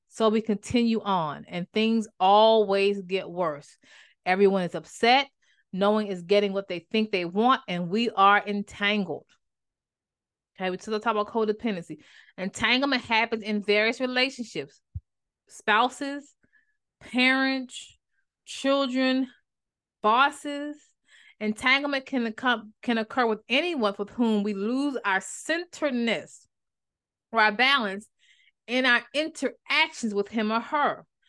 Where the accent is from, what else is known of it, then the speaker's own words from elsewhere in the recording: Maryland, United States; moved away; also born or lived in North Carolina; I'm from Maryland